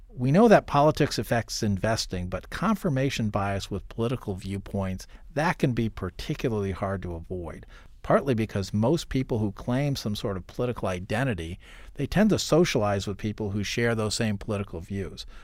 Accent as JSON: {"language": "English", "region": "Iowa", "country": "United States", "tie": "born or raised there", "said": "as a kid growing up in Iowa"}